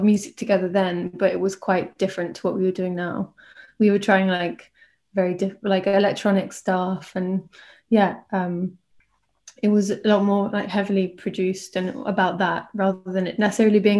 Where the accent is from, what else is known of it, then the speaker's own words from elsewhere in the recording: near Bristol, South West England, United Kingdom; moved away as an adult; now in London, United Kingdom; I grew up in near Bristol.